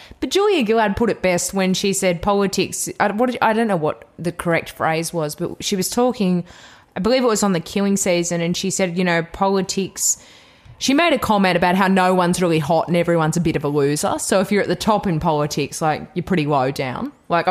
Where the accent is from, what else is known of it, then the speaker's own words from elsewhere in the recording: New Zealand; accent: New Zealand; I often feel my New Zealand accent actually often morphs into the South African accent.